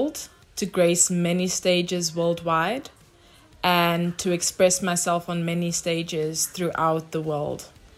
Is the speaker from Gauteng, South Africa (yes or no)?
no; Cape Town, Western Cape, South Africa; also born or lived in London, United Kingdom; I'm a singer-songwriter and also a transdisciplinary in the sphere of creativity. I was born in Cape Town, Grassy Park, with strong rooted roots in Upington, Namibia, Durban, and also a place that I grew up for a long time, London in the UK.